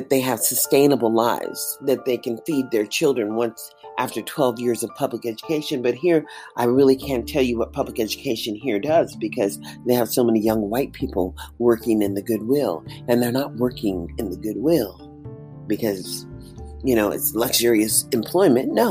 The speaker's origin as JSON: {"language": "English", "town": "Columbus", "region": "Mississippi", "country": "United States", "tie": "born there", "said": "I'm an American citizen born in Columbus, Mississippi."}